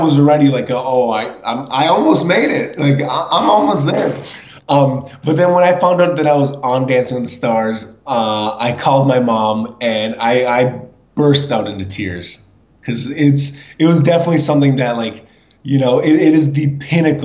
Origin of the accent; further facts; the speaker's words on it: Minnesota, United States; I grew up in Minnesota